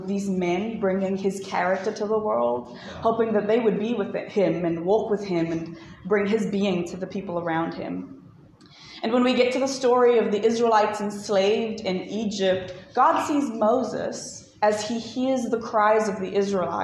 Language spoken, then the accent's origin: English; Johannesburg, Gauteng, South Africa; I'm from Joburg